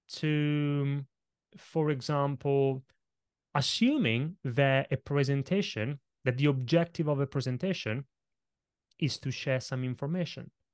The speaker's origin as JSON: {"language": "English", "country": "Italy", "tie": "born or raised there", "second_language": "English", "moved": "yes", "said": "kid growing up in Italy, I grew up in a family of very small business owners"}